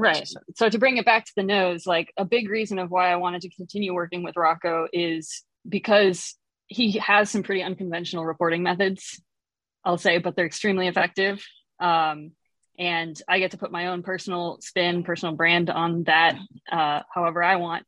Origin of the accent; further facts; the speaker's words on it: Chicago, Illinois, United States; I'm from Chicago area originally